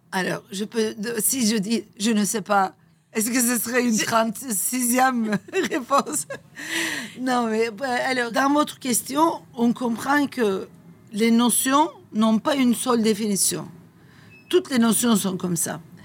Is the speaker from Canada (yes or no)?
no; Turkey; French is a second language; moved away as an adult; now in Nice, France; chez nous, en Turquie